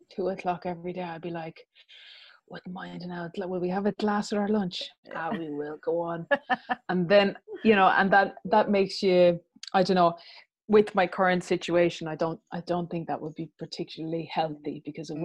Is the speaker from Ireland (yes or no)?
yes; Ireland; we were irish